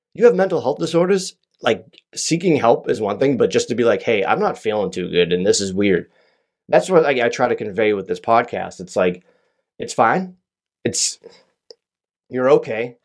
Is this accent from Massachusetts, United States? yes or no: yes; Massachusetts, United States; I'm from Massachusetts